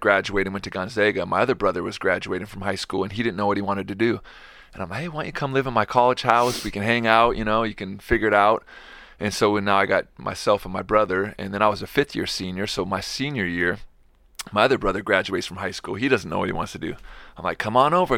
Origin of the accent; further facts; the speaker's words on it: Seattle, Washington, United States; now in Spokane, United States; I grew up in Seattle and come from a big family.